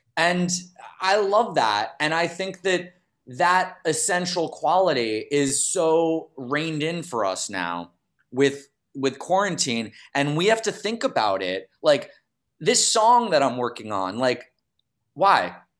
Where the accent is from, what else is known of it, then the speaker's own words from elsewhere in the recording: New York City, New York, United States; I'm from New York City